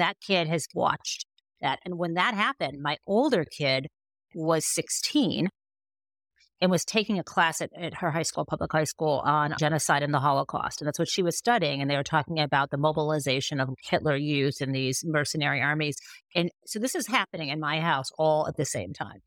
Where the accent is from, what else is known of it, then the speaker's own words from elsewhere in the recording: Michigan, United States; I'm from Michigan, right? Like, I'm a Midwesterner